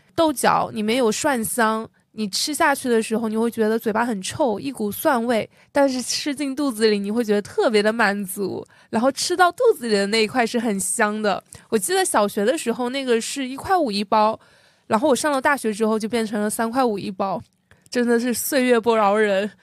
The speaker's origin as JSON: {"language": "Chinese", "region": "Jiangxi", "country": "China", "said": "作为一个江西人"}